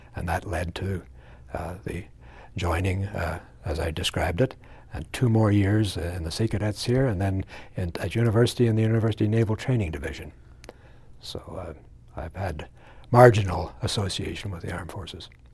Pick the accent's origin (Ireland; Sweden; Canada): Canada; Chalk River, Ontario; moved away; born in Chalk River in the, in the Ottawa Valley, and on my grandfather's farm, actually